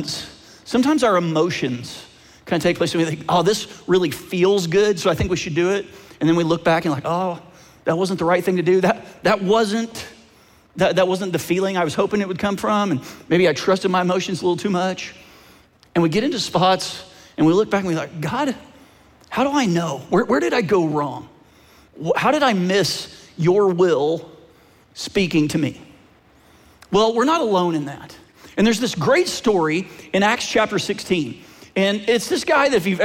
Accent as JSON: {"language": "English", "region": "Oklahoma", "country": "United States", "tie": "born or raised there", "moved": "yes", "lives_now": "Phoenix, United States", "said": "I actually grew up in Oklahoma, and I'm a Sooners fan, but I live in Phoenix now"}